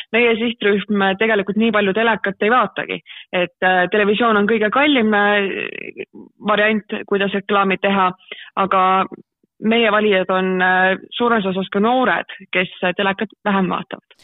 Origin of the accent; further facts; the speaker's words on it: Tallinn, Harju County, Estonia; moved away as an adult; now in Tartu, Estonia; ma olen üles kasvanud Tallinnas